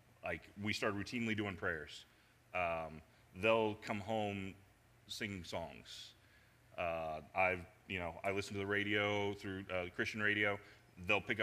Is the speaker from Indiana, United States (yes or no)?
yes; Indianapolis, Indiana, United States; moved away as an adult; now in Cincinnati, United States; I grew up in Indianapolis, moved here to Cincinnati. When I was about 22, 23